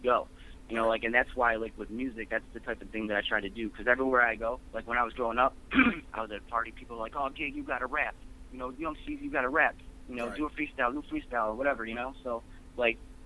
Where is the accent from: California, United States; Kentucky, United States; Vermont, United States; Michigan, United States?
Michigan, United States; Warren; moved away as an adult; now in Toledo, United States; I grew up around Warren, and I went to school